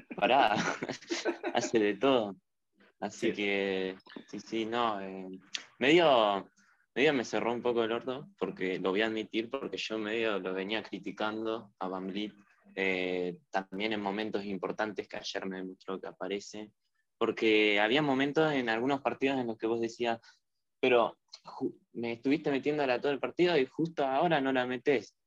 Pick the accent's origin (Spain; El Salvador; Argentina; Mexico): Argentina; de Argentina